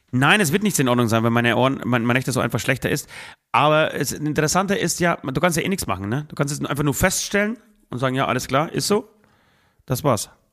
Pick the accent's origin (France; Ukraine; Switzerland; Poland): Poland; now in Germany; ich fahre am Freitag gleichzeitig nach Polen, besuche meine Oma wieder, besuche mein, ähm, meine Heimat wieder